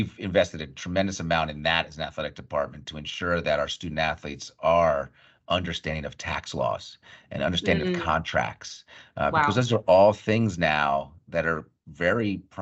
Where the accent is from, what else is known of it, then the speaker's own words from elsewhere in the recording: Bucks County, Pennsylvania, United States; also born or lived in Berkeley Heights, New Jersey; My formative years, really, if you will, from late elementary school through the end of high school and graduating high school, was in Bucks County, Pennsylvania, outside of Philadelphia